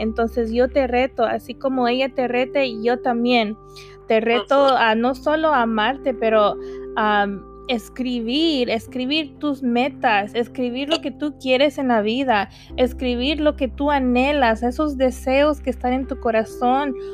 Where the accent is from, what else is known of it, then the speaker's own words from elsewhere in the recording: United States; mis papás no son de aquí, pero yo soy de aquí.